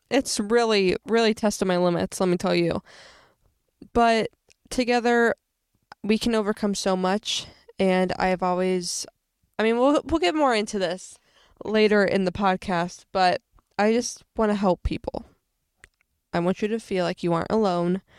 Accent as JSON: {"language": "English", "town": "Springfield", "region": "Illinois", "country": "United States", "tie": "born or raised there", "said": "I was born and raised in Springfield, Illinois."}